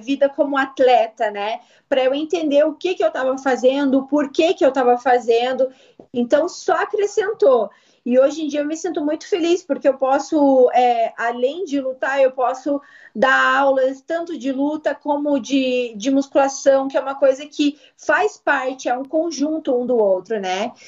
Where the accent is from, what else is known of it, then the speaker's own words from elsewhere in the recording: Curitiba, Paraná, Brazil; eu nasci aqui em Curitiba, sempre morei aqui mesmo.